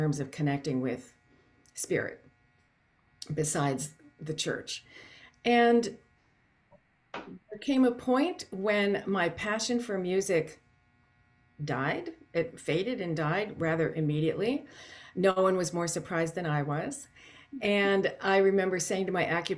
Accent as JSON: {"language": "English", "town": "Canton", "region": "Ohio", "country": "United States", "tie": "born or raised there", "said": "when I was a child growing up in Canton, Ohio"}